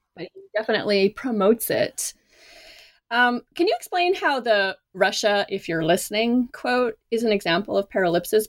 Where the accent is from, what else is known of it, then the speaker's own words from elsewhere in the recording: Canada; moved away as an adult; now in United States; I am not American. I am Canadian. So when I first moved to the United States